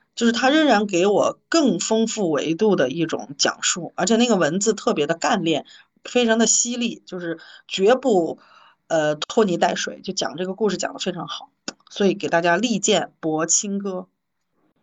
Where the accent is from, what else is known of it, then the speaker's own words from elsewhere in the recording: Chengdu, Sichuan, China; accent: Chengdu dialect; 我是用成都的方式去说这句话